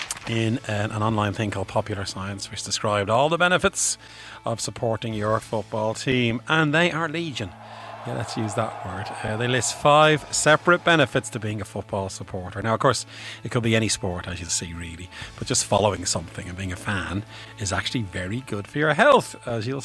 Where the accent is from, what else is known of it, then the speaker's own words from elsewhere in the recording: Bray, Leinster, Ireland; I'm from Bray, County Wicklow